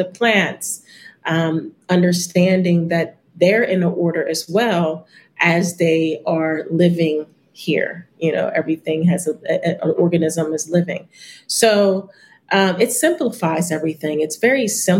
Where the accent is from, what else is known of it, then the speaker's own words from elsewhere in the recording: United States; I am American